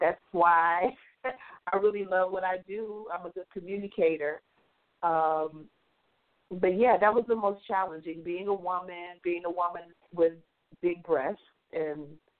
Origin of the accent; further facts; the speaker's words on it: Midwest, United States; I'd always thought, especially growing up in the Midwest, that writing was going to be a hobby.